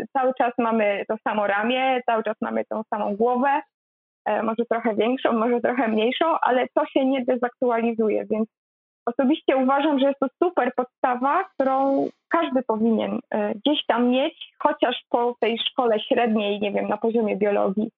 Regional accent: a village in Greater Poland, Poland; moved away as an adult; now in Poznań, Poland; ja pochodzę z bardzo małej miejscowości, z wsi tak naprawdę wielkopolskiej

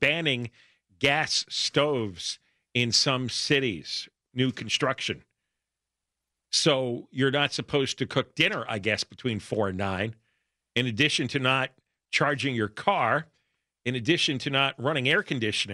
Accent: East Coast, United States; now in Los Angeles, United States; I remember growing up on the East Coast

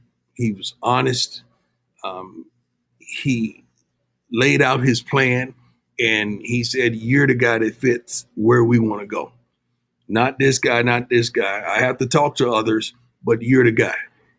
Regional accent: Florida, United States; now in Texas, United States; You know, I'm from the South, man. You know, I grew up in Florida, reside in Texas.

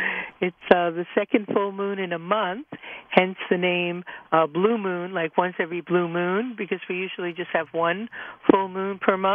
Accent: New York, United States; I'm from New York

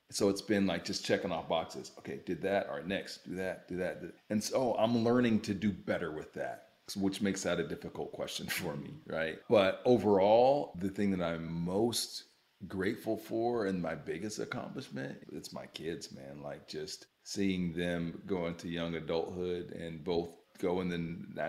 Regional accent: Youngstown, Ohio, United States; I mean, like, you know, we're from Youngstown, Ohio, man. We're from steel mill country.

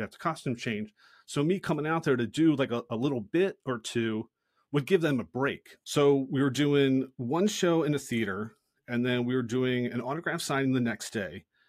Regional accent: Philadelphia, Pennsylvania, United States; moved away; I grew up in Philadelphia

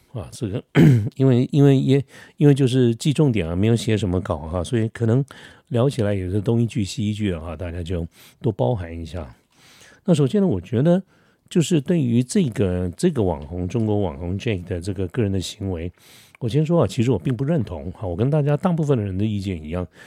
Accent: Taiwan; 我们台湾人

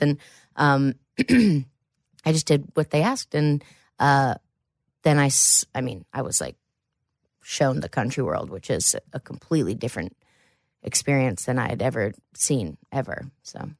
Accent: Jackson, Ohio, United States; also born or lived in Columbus, Ohio / Wellston, Ohio; I actually am from Southern Ohio

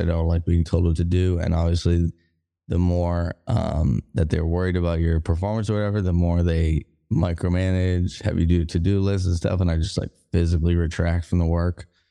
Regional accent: Boston, Massachusetts, United States; moved away as an adult; also born or lived in Denver; now in Kansas City, Missouri, United States; I'm from Boston

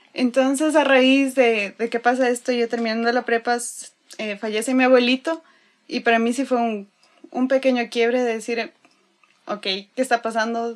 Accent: Quito, Pichincha, Ecuador; now in Monterrey, Mexico; soy de Quito, Ecuador.

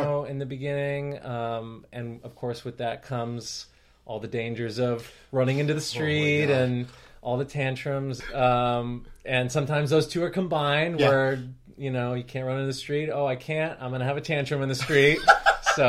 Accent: New York, United States; I grew up in New York

